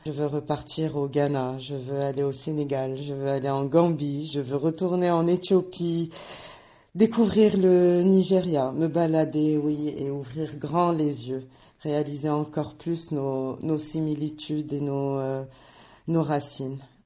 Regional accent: Morocco; En tant que marocaine

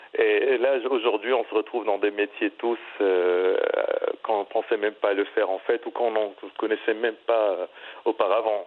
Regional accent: Morocco; also born or lived in Middle East; now in Bali, Indonesia; en tant que Marocain et ayant résidé très longtemps au Moyen-Orient.

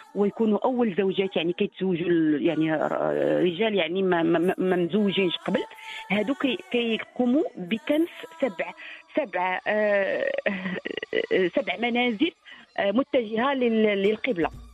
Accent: southern Morocco, Morocco; عندنا في الجنوب

